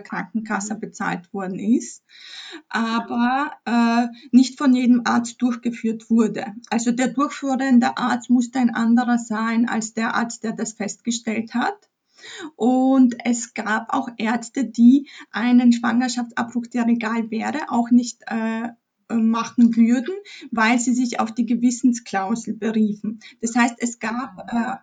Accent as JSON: {"language": "German", "town": "Chrzanów", "region": "Lesser Poland", "country": "Poland", "tie": "born or raised there", "moved": "yes", "said": "ich stamme ursprünglich aus Polen. Ich bin in Polen geboren, in einer kleinen Stadt Chrzanów, 40.000 Einwohner, zwischen Krakau und Katowice im Süden"}